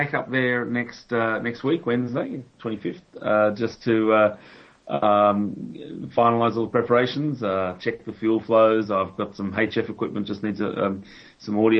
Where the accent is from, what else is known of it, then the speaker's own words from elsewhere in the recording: Australia; moved away as an adult; now in United Kingdom; I'm Australian, as you may be able to detect from my stupid accent